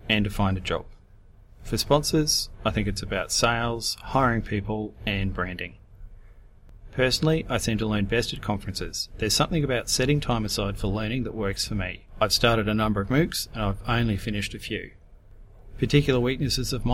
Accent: Brisbane, Queensland, Australia; I come from Brisbane, Queensland, Australia

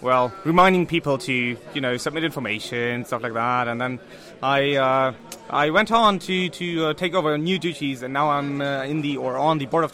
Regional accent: North Germany, Germany; I'm from Germany, from the lovely north of Germany.

